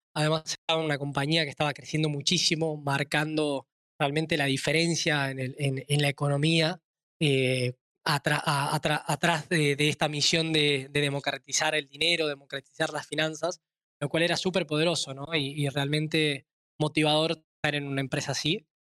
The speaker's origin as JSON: {"language": "Spanish", "region": "Tucumán", "country": "Argentina", "tie": "born or raised there", "said": "soy nacido en Tucumán, una provincia pequeña al norte de Argentina, actualmente también basado en Argentina"}